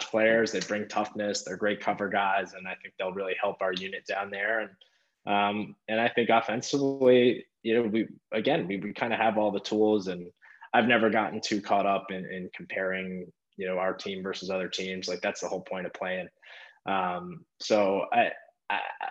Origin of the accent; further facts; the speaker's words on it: Long Island, New York, United States; my hometown is right beside the Coliseum